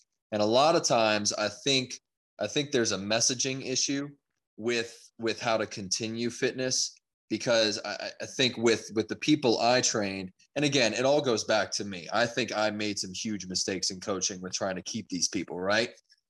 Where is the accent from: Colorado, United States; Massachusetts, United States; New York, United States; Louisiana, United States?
Louisiana, United States; also born or lived in California; So I was very young when I moved over to Louisiana. So yeah, I most of my life is spent in Louisiana